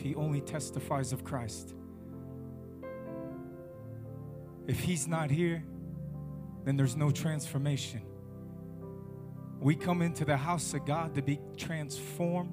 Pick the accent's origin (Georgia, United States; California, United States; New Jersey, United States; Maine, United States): California, United States; now in Ghana; I come from America, from the state of California, from the mountains. That's where I'm from.